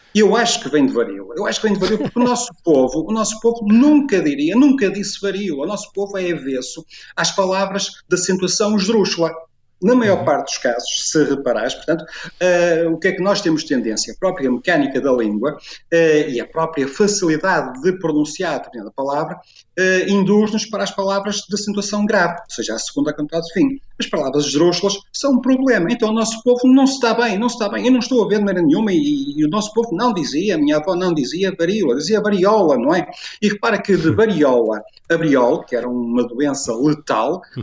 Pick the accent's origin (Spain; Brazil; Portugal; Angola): Portugal; Porto, Norte; no Porto, onde eu cresci, eh, onde nasci e cresci